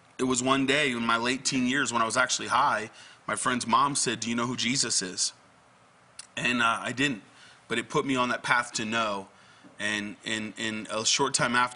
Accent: Connecticut, United States; I'm actually was born and raised in Connecticut

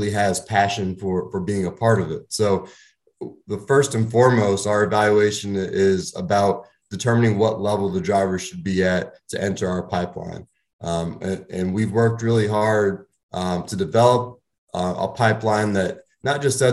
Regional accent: Northeast, United States; I grew up dirt racing in the Northeast

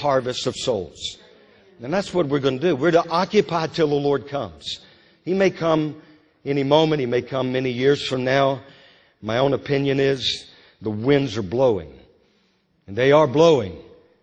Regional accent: Louisiana, United States; now in Moravian Falls, United States; growing up in Louisiana.

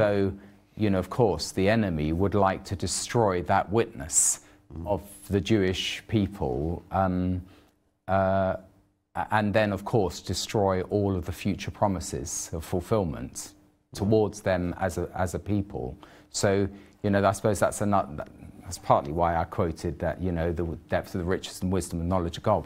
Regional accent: United Kingdom; I'm British

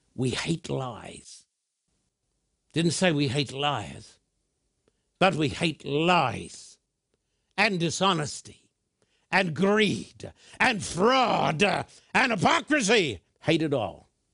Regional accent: Brisbane, Queensland, Australia; When I was a boy growing up in Brisbane, Australia

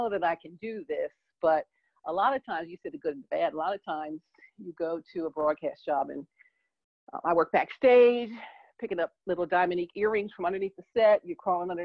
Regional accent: Philadelphia, Pennsylvania, United States; moved away; I'm from Philadelphia originally

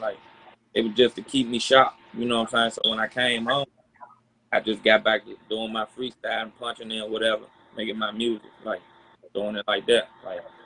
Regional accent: Washington, District of Columbia, United States; from Southeast DC.

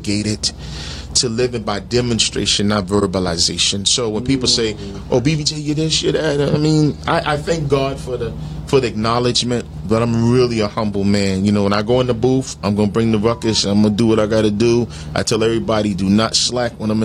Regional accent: New Jersey, United States; also born or lived in Brooklyn, New York; I grew up in Jersey

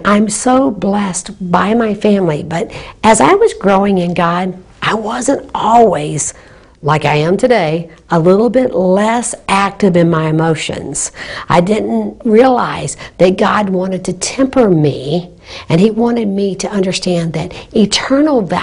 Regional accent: Naples, Florida, United States; Naples, Florida, my hometown

